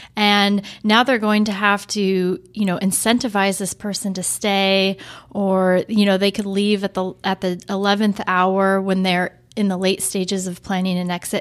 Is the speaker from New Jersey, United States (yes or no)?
no; Portland, Oregon, United States; I was actually born and raised in Portland.